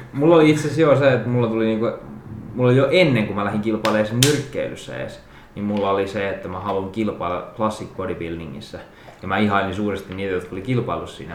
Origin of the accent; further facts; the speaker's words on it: Jokioinen, Tavastia Proper, Finland; mä olin Jokioisilta kotoisin, eli pienempi paikkakunta, pieni kylä